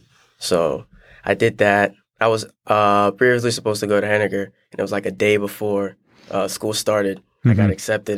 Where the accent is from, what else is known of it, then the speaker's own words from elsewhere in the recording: Liberia; now in United States; I wasn't born here. So back, I was born in Liberia, West Africa. So back there, I started my journey from playing soccer.